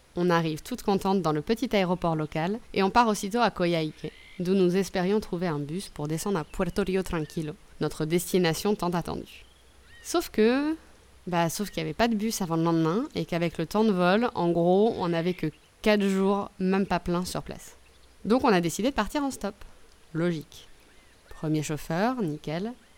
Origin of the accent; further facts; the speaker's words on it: France; je suis française